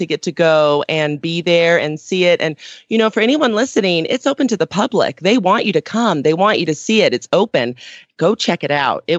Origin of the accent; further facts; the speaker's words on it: Aurora, Colorado, United States; from Aurora, Colorado